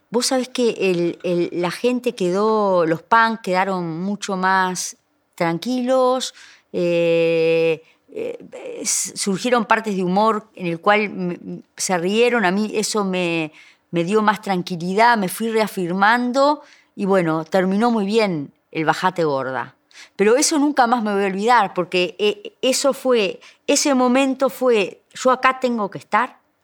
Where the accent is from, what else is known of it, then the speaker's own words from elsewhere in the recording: Florida, Uruguay; Yo soy de Florida